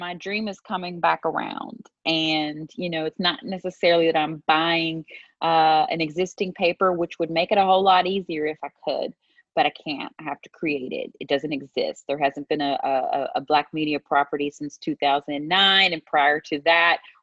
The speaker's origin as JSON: {"language": "English", "region": "West Virginia", "country": "United States", "tie": "born or raised there", "said": "we have an expression there. And we say West by God, Virginia, right? That's how I was raised."}